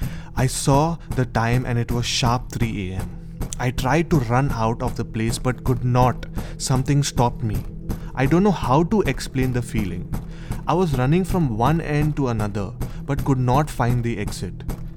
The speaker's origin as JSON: {"language": "English", "region": "Goa", "country": "India", "tie": "born or raised there", "lives_now": "Santamol, India", "said": "I was born and brought up in Goa, and I am currently studying and preparing for my TYBCOM. I live near the DiMello's house, which is in Santamol, Goa."}